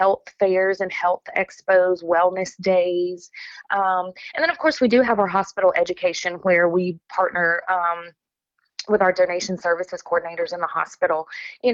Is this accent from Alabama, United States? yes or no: yes; Alabama, United States; moved away as an adult; now in Lafayette, Louisiana, United States; both born and raised in Alabama